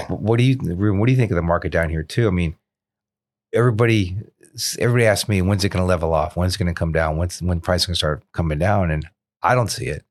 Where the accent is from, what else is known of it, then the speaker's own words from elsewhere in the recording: South Florida, United States; born and raised in South Florida.